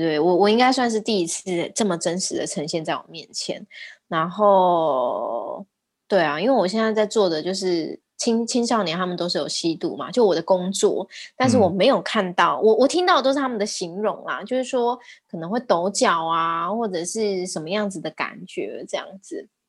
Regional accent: Taiwan; 我们台湾人也很可怜

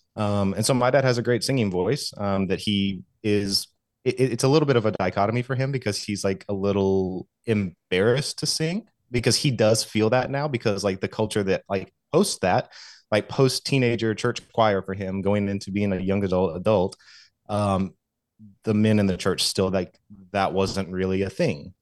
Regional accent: Southeast, United States; I grew up in, in the Southeast, um, Southern Baptist

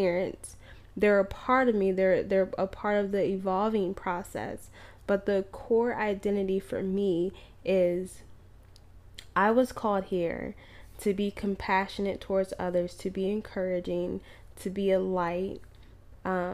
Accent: Maryland, Virginia, DMV area, United States; moved away; I'm known to be from Maryland, Virginia, the DMV area

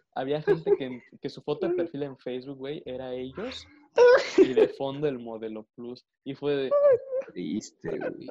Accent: Arriaga, Chiapas, Mexico; mi ciudad o que pasa en mi ciudad y me da muchísima pena decir, verga, yo soy de ahí

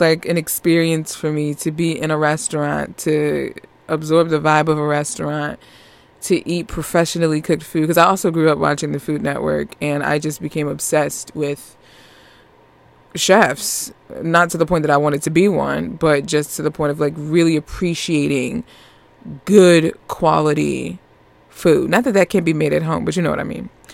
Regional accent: Northeast United States, United States; accent: New York; I'm I'm from the Northeast United States

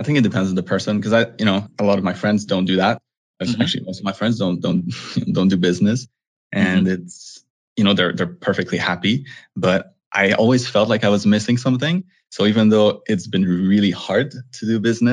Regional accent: Montreal, Quebec, Canada; moved away as an adult; I'm originally from Montreal, Canada

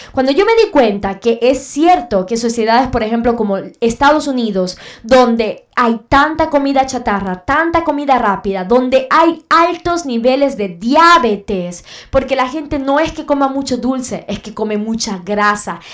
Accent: Venezuela; en mi país Venezuela

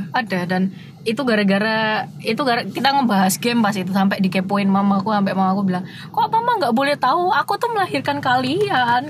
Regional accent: Surabaya, East Java, Indonesia

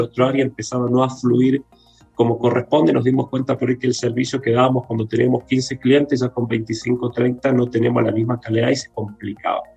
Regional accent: Córdoba, Argentina; moved away as an adult; also born or lived in Brazil / Buenos Aires; now in Santiago, Chile; yo soy argentino, de Córdoba, la segunda ciudad de Córdoba, ahí me crié, no nací ahí, pero ahí me crié, estudié

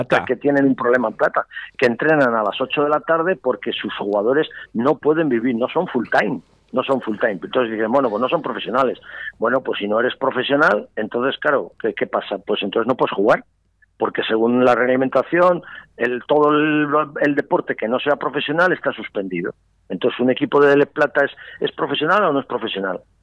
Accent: Valladolid, Castile and León, Spain; yo soy pucelano

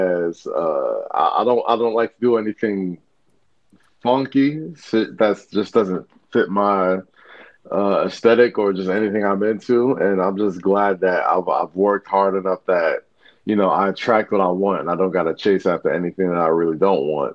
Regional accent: New York, United States; we're New Yorkers

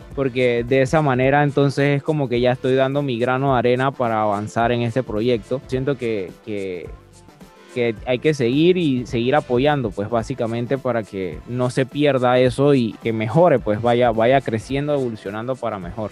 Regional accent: Panama; nosotros como panameños

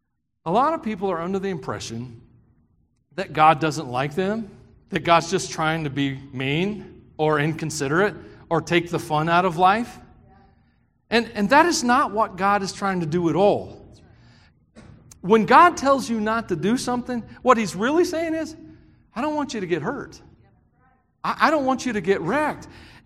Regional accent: Tennessee, United States; I grew up in the South for the most part, Tennessee. It's hot down there.

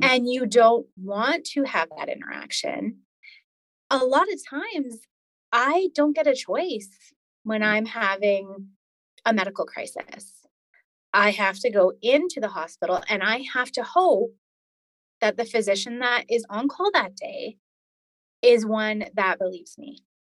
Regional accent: Edmonton, Alberta, Canada; moved away; I was born in Edmonton, Alberta, um, which is one of the prairie provinces in Canada in the 80s

